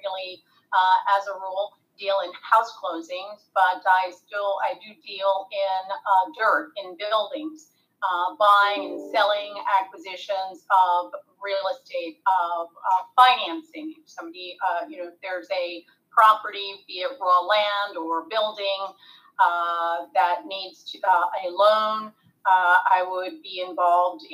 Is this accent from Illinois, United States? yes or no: no; Long Island, New York, United States; moved away as an adult; also born or lived in California; now in Miami, United States; I was born and raised on Long Island in New York